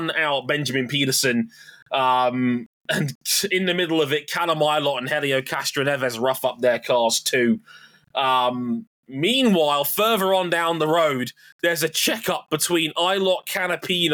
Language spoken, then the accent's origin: English; United Kingdom; As a Brit